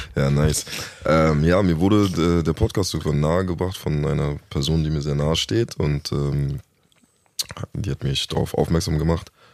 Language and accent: German; Berlin, Germany; also born or lived in Hamburg; bin äh, geboren in Hamburg und mit ah, okay. anderthalb oder so kurz vor meinem zweiten Lebensjahr nach Berlin gekommen. Seitdem hier gestrandet